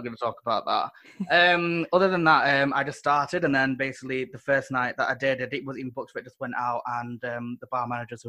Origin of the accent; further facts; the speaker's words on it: Manchester, North West England, United Kingdom; I'm from Manchester, so I actually started in Manchester